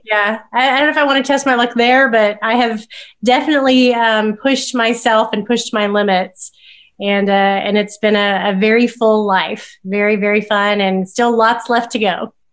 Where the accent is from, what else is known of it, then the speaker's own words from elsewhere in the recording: Oklahoma, United States; growing up in Oklahoma